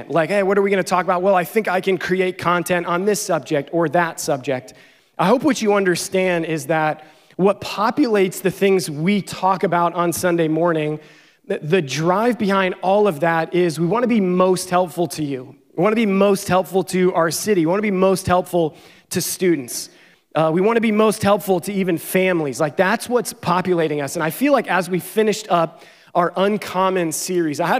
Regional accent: Pennsylvania, United States; I think 17 hours from where I grew up in Pennsylvania.

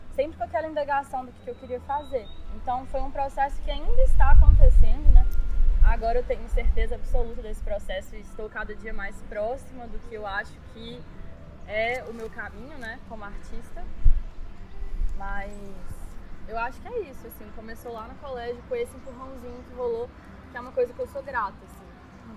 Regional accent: Belo Horizonte, Minas Gerais, Brazil; nasci aqui em BH, mineiríssima

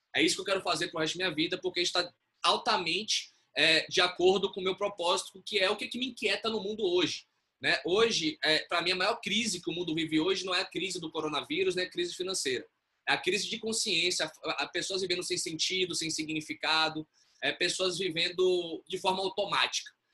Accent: Bahia, Brazil; moved away; also born or lived in São Paulo; eu sou baiano.

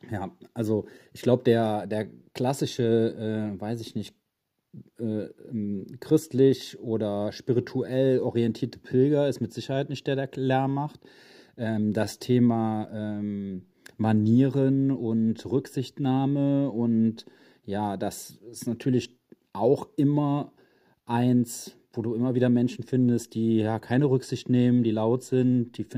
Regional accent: Cologne, North Rhine-Westphalia, Germany; Wenn ich jetzt als Kölner sehe, dass Leute an Karneval die Stadt verlassen

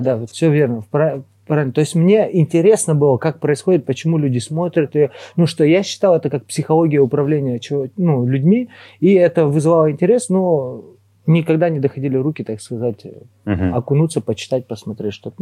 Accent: Tyumen, Tyumen Oblast, Russia; мы из Тюмени

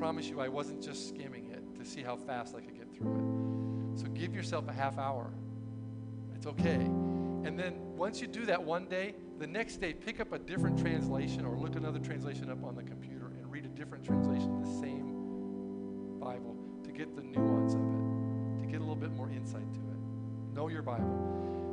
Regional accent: United States; I was born in the United States, I'm a citizen.

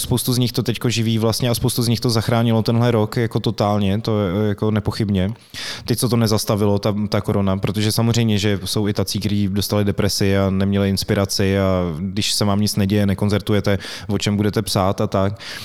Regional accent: Plzeň, Plzeň Region, Czechia; moved away; já jsem vlastně Plzeňák původně

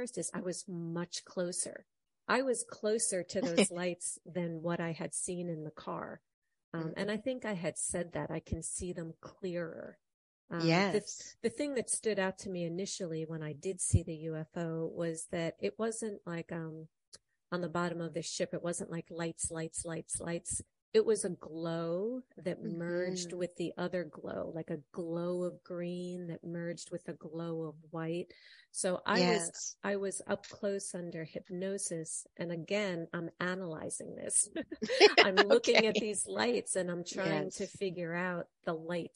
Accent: New York, United States; in our kitchen growing up in New York

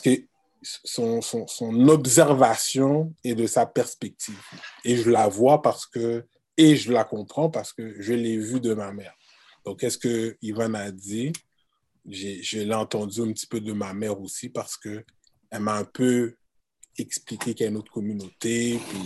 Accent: Quebec, Canada; je suis né ici au Québec

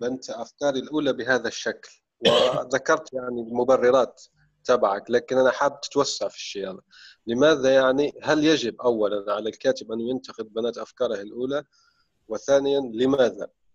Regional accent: Syria; now in Egypt; جداتنا بتحكي يعني قصص شعبية وعامية سورية حلوة جداً، ونحن عندنا يعني ثقافة الحكواتي

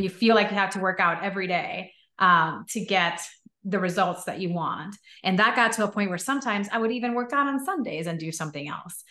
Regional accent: Puerto Rico; I grew up in Puerto Rico

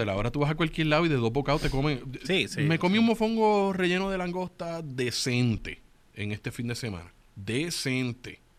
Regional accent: Puerto Rico; yo soy puertorriqueña

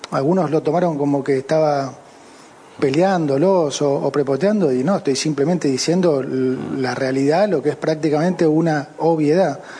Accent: Argentina; Y yo dije, me interesa mucho más como argentino que como ministro

